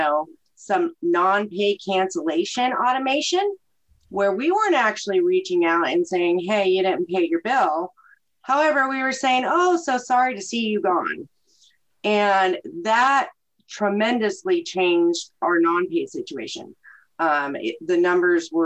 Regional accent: Sentinel, Oklahoma, United States; moved away; I'm originally from Sentinel, Oklahoma

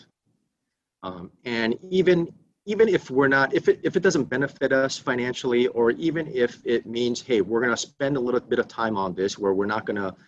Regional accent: Burbank, California, United States; also born or lived in South Korea; I grew up in Burbank, California, elementary school, junior high school there

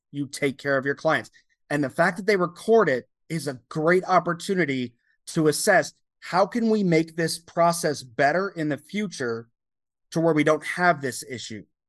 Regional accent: United States; you represent your entire country as an American

